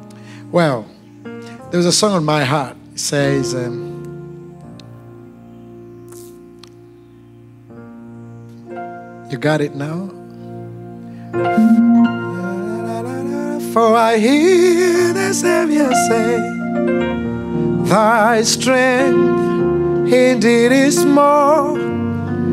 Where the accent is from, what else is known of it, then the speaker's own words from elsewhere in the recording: Uganda; accent: Ugandan; I come from Uganda.